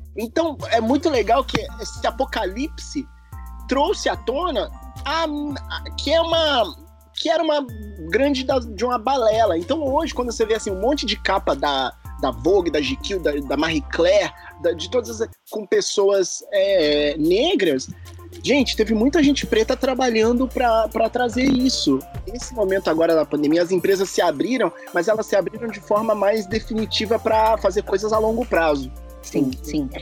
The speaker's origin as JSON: {"language": "Portuguese", "town": "Juiz de Fora", "region": "Minas Gerais", "country": "Brazil", "moved": "yes", "lives_now": "Germany", "said": "lá da minha, da Juiz de Fora, lá da minha cidade"}